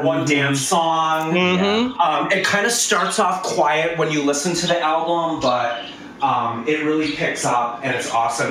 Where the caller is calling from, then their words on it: Catskills, New York, United States; I am calling from the balmy Catskills